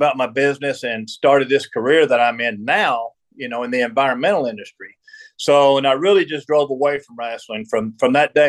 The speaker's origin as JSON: {"language": "English", "area": "Dallas-Fort Worth area", "region": "Texas", "country": "United States", "tie": "born or raised there", "also_born_or_lived": "Cassville", "said": "I grew up in the Dallas-Fort Worth area."}